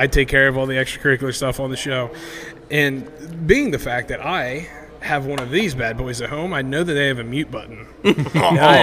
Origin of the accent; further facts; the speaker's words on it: State College, Pennsylvania, United States; also born or lived in Baltimore / Pittsburgh; I moved from Baltimore back home to State College